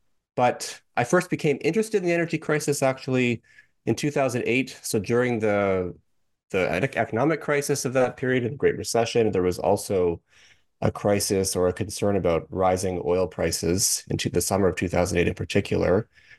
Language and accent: English; Canada; I'm actually from Canada. I'm not an American. And I did my PhD in Canada at the University of Toronto, St. George.